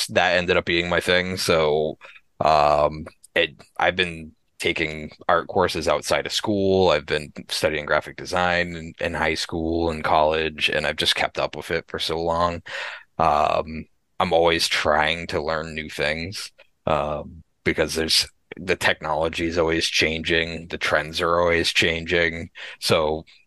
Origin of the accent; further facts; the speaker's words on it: Massachusetts, United States; now in New Hampshire, United States; I grew up in Massachusetts.